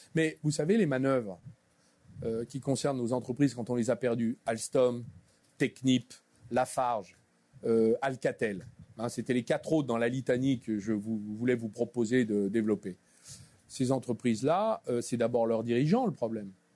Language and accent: French; Clamecy, Bourgogne-Franche-Comté, France; moved away as an adult; also born or lived in Dijon / Paris; je suis né à Clamcy, dans la Nièvre, en 1962.